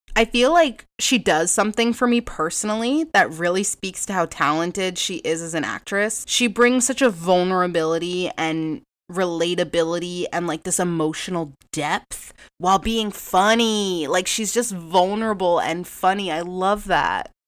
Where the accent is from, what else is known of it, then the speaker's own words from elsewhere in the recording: New England, United States; I am from New England. I don't have this harsh, intense, like, Boston accent. I really don't